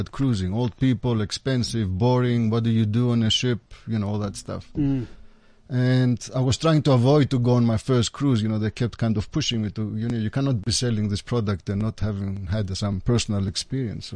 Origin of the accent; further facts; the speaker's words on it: Athens, Attica, Greece; I was born and raised in Athens, in Greece